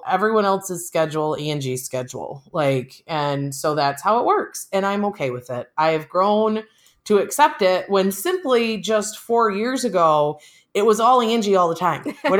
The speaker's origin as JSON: {"language": "English", "region": "Central Michigan", "country": "United States", "tie": "born or raised there", "moved": "yes", "lives_now": "Algona, United States", "said": "I grew up in Central Michigan."}